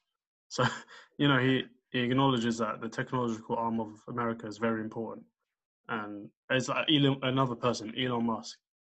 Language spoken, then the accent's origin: English; United Kingdom; looking at me, no one will know that I'm British, but at the same time, an Algerian guy won't be like, oh yeah, you're Algerian.